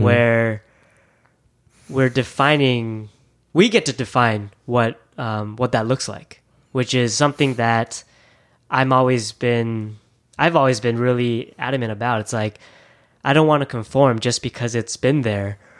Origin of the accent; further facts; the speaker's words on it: Thousand Oaks, California, United States; English is a second language; also born or lived in Taiwan / Japan; growing up in Thousand Oaks, I, I was very new to America. Um, it was my first city in America that I immigrated from, uh, when I was three years old. I was born in Taiwan